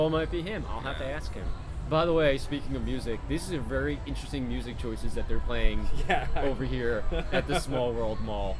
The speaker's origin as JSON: {"language": "English", "region": "East Coast", "country": "United States", "moved": "yes", "said": "I'm from the East"}